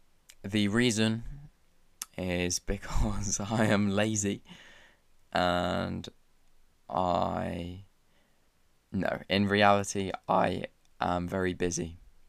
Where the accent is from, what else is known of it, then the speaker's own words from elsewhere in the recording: England, United Kingdom; I am from England, I'm from Great Britain, I live in a town called Shrewsbury